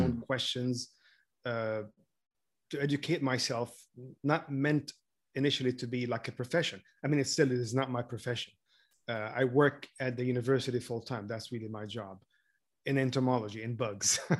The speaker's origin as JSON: {"language": "English", "country": "Lebanon", "tie": "born or raised there", "moved": "yes", "said": "I grew up in Lebanon during the war. Basically, my whole childhood was, was the war."}